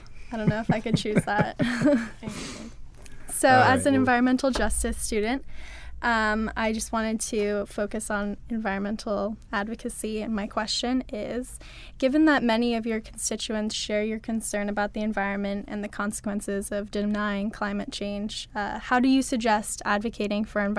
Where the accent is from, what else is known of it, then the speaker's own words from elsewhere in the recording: Petaluma, California, United States; I grew up in Petaluma